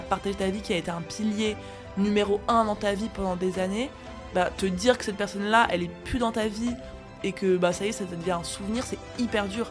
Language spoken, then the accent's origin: French; Briey, Grand Est, France; je suis née à Briey